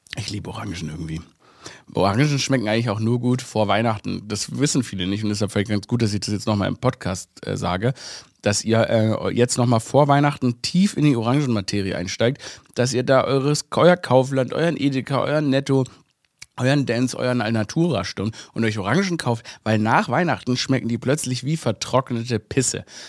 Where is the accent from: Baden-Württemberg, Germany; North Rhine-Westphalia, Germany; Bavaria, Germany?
Baden-Württemberg, Germany; Stuttgart; moved away as an adult; also born or lived in Vienna; ich bin ja in Stuttgart aufgewachsen